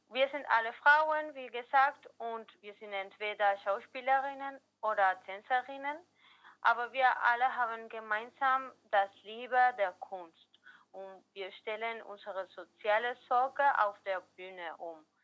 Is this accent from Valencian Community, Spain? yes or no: yes; Valencia, Valencian Community, Spain; German is a second language; wir kommen aus Valencia, Spanien